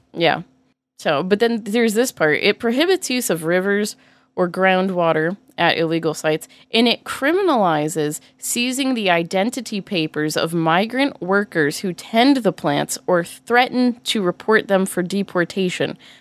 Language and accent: English; Massachusetts, United States; I grew up in Massachusetts and I was taught to fear guns.